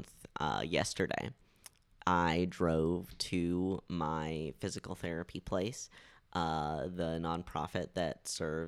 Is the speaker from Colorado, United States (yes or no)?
yes; Fort Collins, Colorado, United States; moved here when I was 5 years old